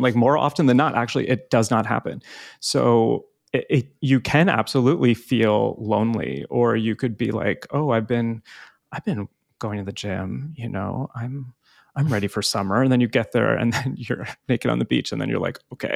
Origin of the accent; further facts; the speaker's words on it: New Jersey, United States; also born or lived in Hoboken, New Jersey; I grew up in North Jersey